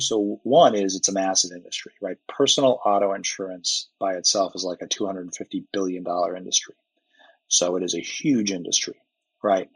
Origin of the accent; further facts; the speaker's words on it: outside of Hartford, central Connecticut, United States; moved away as an adult; also born or lived in Colorado Springs, Colorado / Lubbock, Texas; I grew up in central Connecticut, outside of Hartford, up in the quiet part of the state, uh, and grew up there for 18 years